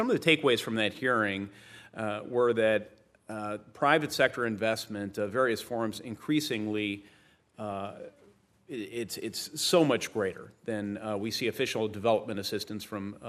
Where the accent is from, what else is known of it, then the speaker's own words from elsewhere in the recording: Indiana, United States; You indicated you visited my home state of Indiana.